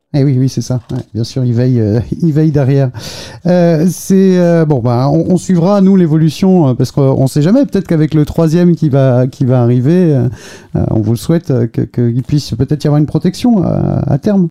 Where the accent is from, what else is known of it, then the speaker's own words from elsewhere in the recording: Finistère, Brittany, France; je suis du Finistère, euh, donc breton euh, aussi